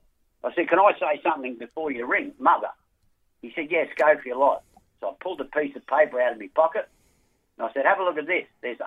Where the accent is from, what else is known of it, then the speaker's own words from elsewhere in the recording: Brisbane, Queensland, Australia; Born and bred Brisbane.